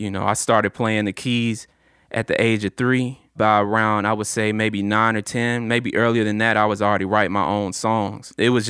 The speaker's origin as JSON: {"language": "English", "town": "Chattanooga", "region": "Tennessee", "country": "United States", "tie": "born or raised there", "said": "I'm Chattanooga, born and raised, 423 all day, scenic city."}